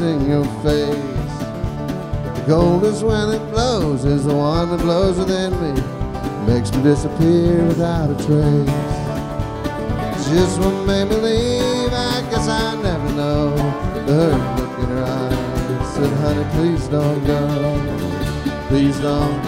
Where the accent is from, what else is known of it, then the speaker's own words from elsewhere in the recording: Houston, Texas, United States; also born or lived in Austin, Texas; I grew up in Houston, Texas, and I went to Texas A&M University